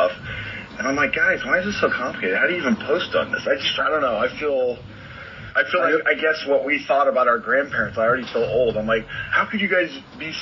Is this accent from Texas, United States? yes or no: yes; Texas, United States; I grew up in Texas